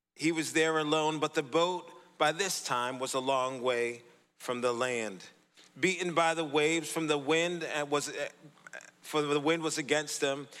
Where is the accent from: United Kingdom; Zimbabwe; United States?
United States; Boston, Massachusetts; also born or lived in Sterling, Massachusetts; I grew up in the city of Boston, Massachusetts, born and raised